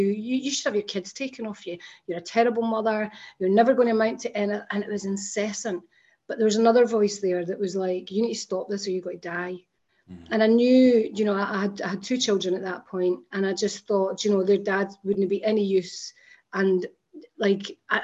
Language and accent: English; Scotland, United Kingdom; I grew up in Scotland